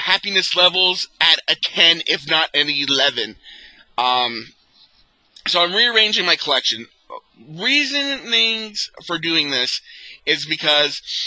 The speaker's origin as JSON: {"language": "English", "country": "Canada", "said": "being a Canadian collector"}